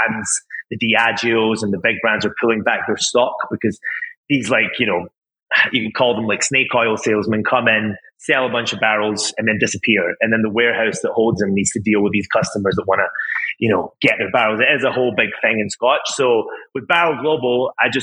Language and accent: English; Crete, Greece; moved away; also born or lived in Scotland / Japan; I'm Scottish, half Scottish and half Greek. So I grew up in an island called Crete in Greece